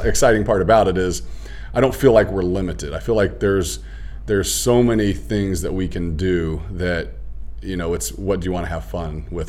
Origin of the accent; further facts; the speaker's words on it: Houston, Texas, United States; also born or lived in Indianapolis; now in Schererville, United States; Originally, I was down from the Indianapolis area also, so I do have a lot of good experiences down there as well. And then before that, I was in Houston. Grew up in Houston, Texas.